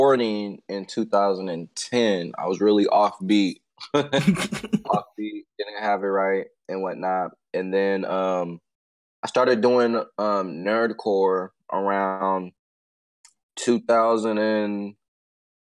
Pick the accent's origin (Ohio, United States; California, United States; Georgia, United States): California, United States; Pittsburg; I'm from the Bay Area, Pittsburgh, California